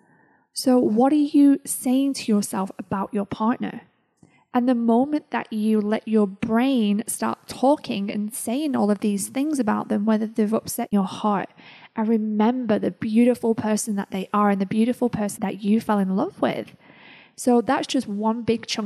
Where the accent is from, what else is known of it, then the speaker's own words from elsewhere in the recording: United Kingdom; Being British